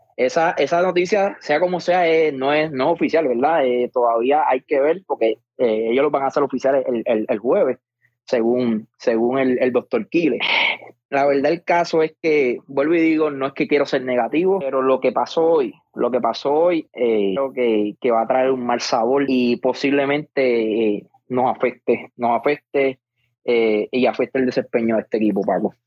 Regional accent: Puerto Rico; como puertorriqueño

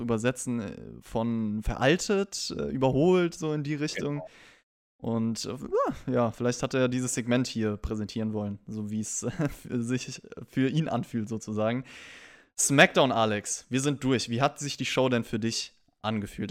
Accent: Rhenish Hesse, Rhineland-Palatinate, Germany; ich komme ja aus Rheinhessen

